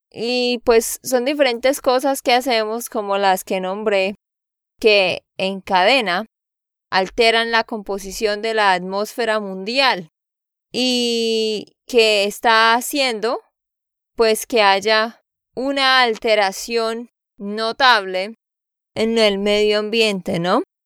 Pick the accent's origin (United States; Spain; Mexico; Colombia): Colombia; Santander; de Santander, Colombia.